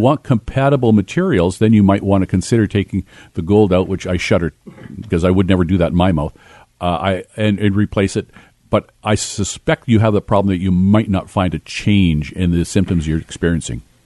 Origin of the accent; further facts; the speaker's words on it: Kitimat, British Columbia, Canada; I grew up in Kitimat in my early years up in northern British Columbia